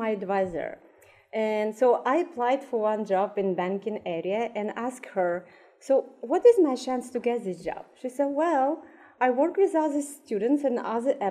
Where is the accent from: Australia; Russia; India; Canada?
Russia; moved away as an adult; now in United States; I'm an immigrant from Russia. I came to United States in 2014